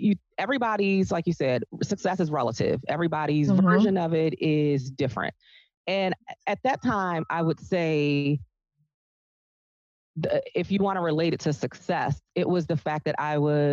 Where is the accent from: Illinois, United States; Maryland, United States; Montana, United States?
Maryland, United States; Baltimore; I was born and raised in Baltimore